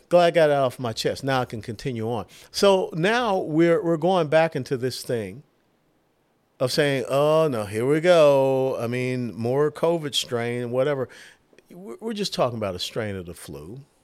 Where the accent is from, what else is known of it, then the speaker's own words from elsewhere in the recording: Georgia, United States; moved away; also born or lived in Tennessee; I was born and raised in Georgia